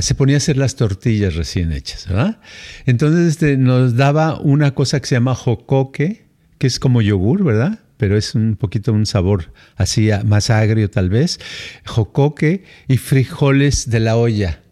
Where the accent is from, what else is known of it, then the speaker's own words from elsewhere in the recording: Mexico City, Mexico; moved away; cuando tenía yo, creo que tenía yo unos siete a ocho años, y nos fuimos de la Ciudad de México a, Jalisco